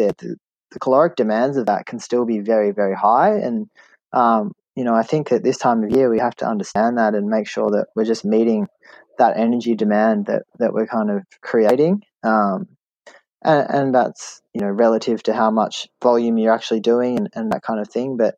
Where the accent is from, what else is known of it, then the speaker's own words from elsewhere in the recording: Australia; an Australian living in Australia